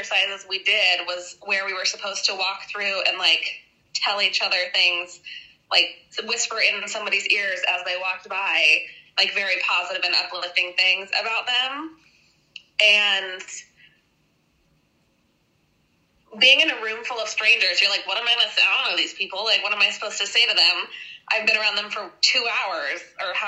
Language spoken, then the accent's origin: English; Wyoming, United States; I'm from Wyoming